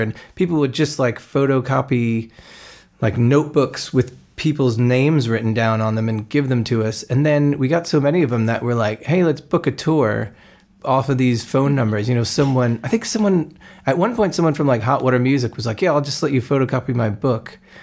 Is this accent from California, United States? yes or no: no; New Jersey, United States; moved away as an adult; also born or lived in Kutztown, Pennsylvania; now in London, United Kingdom; I grew up in New Jersey